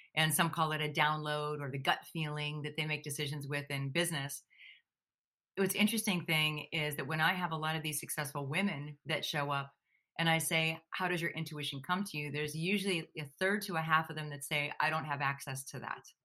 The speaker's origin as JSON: {"language": "English", "town": "Pittsburgh", "region": "Pennsylvania", "country": "United States", "tie": "born or raised there", "also_born_or_lived": "New York City", "moved": "yes", "said": "Originally, I'm from Pittsburgh, Pennsylvania, which is very Midwestern."}